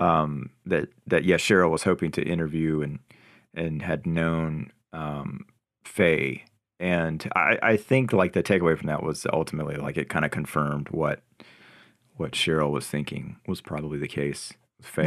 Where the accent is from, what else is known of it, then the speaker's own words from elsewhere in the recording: North Carolina, United States; me growing up in North Carolina in a small town.